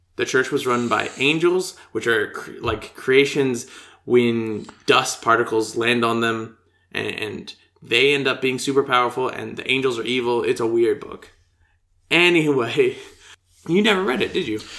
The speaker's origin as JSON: {"language": "English", "country": "United States", "said": "I'm from the United States"}